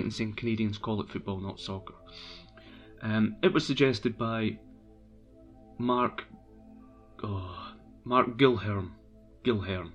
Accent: Brechin, Scotland, United Kingdom; moved away; I'm from Brechin originally, so I am a Brechin fan

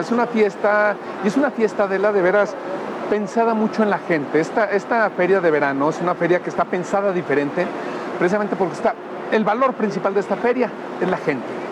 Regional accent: León, Guanajuato, Mexico; yo soy leonés

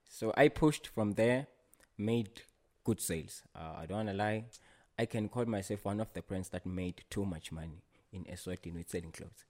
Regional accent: Ngowane, Hhohho, Eswatini; I grew up at a place called Ngowane

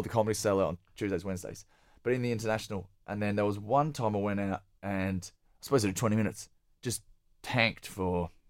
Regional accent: Perth, Western Australia, Australia; moved away as an adult; also born or lived in Sydney / Melbourne; I'm from Perth.

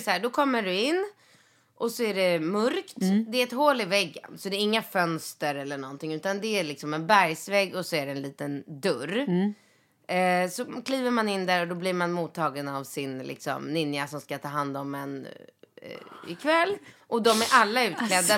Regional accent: Sweden; jag då som är en svensk eh, tjej.

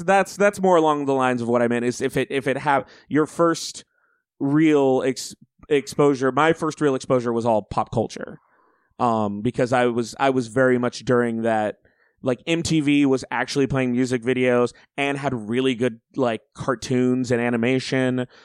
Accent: Auburn, Alabama, United States; I grew up in Alabama

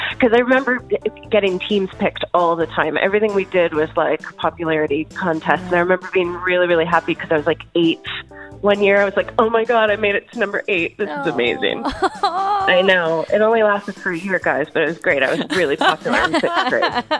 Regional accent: Pennsylvania, United States; moved away; So I grew up in Pennsylvania for the most part.

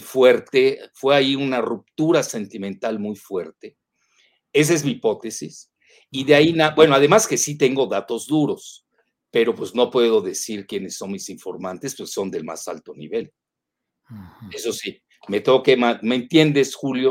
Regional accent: Yucatán, Mexico; los chantajes a los que somos adictos los yucatecos

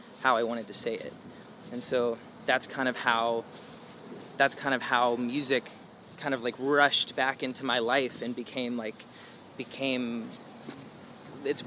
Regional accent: the South, United States; I grew up in the South

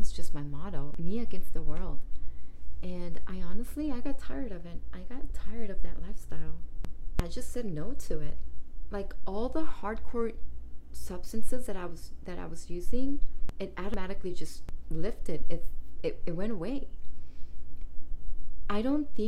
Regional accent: East Palo Alto, California, United States; moved away as an adult; also born or lived in Redwood City / Oakland / San Jose / Santa Rosa; I moved out of my hometown, East Palo Alto

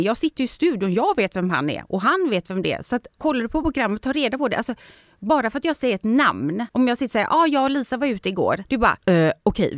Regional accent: Sweden; moved away as an adult; also born or lived in Spain; jag har vuxit upp i Sverige

